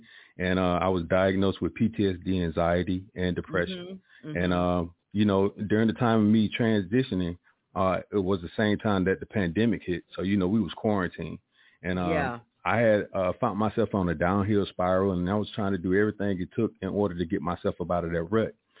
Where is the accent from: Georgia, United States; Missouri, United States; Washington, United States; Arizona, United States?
Georgia, United States; Columbus; I'm originally from Columbus, Georgia